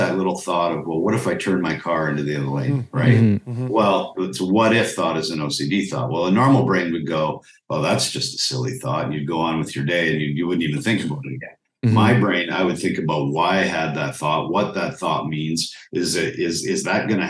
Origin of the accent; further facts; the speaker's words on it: Calgary, Alberta, Canada; also born or lived in Medicine Hat; I grew up in Calgary, Alberta